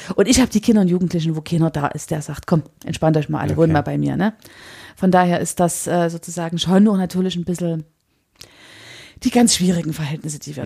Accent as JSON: {"language": "German", "town": "Chemnitz", "region": "Saxony", "country": "Germany", "said": "für uns als Chemnitzer"}